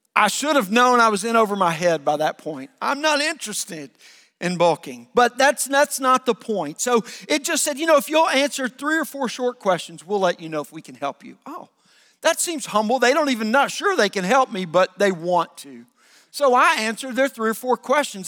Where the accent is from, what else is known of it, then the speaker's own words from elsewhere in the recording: the South, United States; I grew up in the South